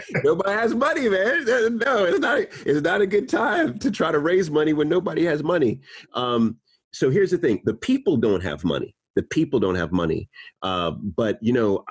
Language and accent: English; New York, United States; moved away as an adult; now in United Kingdom; I was born in New York